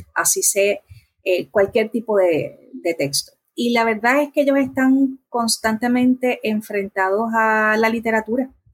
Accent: Bayamón, Puerto Rico; also born or lived in Corozal, Puerto Rico; now in Trujillo Alto, Puerto Rico; el resto de mi niñez hasta la adolescencia lo viví en Bayamón

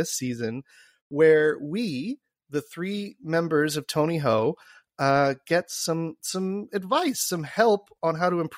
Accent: Ottawa, Ontario, Canada; I grew up in Ottawa

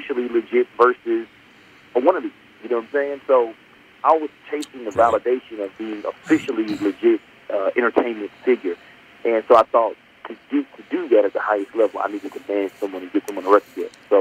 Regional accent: Memphis, Tennessee, United States; moved away as an adult; now in Los Angeles, United States; I grew up in Memphis, Tennessee

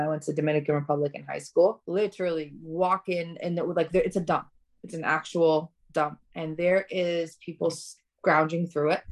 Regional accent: Tirana, Tirana County, Albania; moved away; I was born in Albania, in Tirana

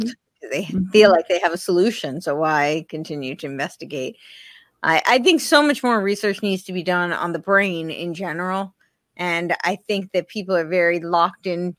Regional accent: New Jersey, United States; moved away; I, I'm originally from New Jersey

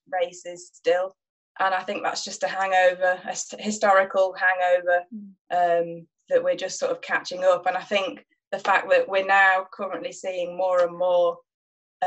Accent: Nottingham, East Midlands, United Kingdom; I grew up in Nottingham, which isn't famed for its fells

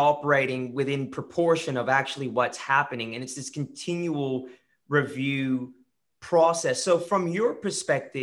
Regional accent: California, United States; now in Australia; I grew up in California

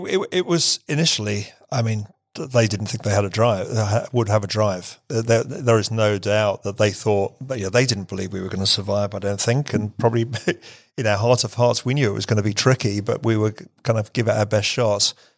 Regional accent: England, United Kingdom; I'm English

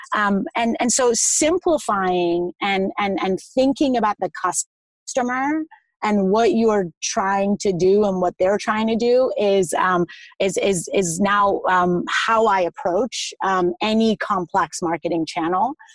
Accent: Iran; I'm from Iran, so I eat a lot of meat, the lamb in particular.

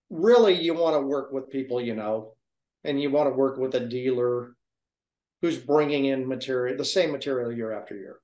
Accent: Oregon, United States; I'm from Oregon.

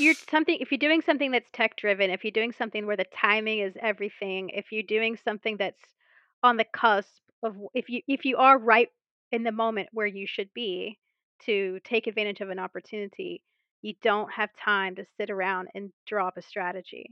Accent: Mobile, Alabama, United States; moved away; go back to my hometown, Mobile, Alabama

